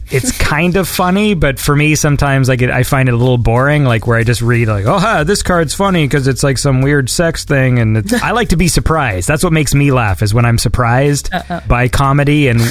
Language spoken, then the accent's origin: English; Canada; I'm Canadian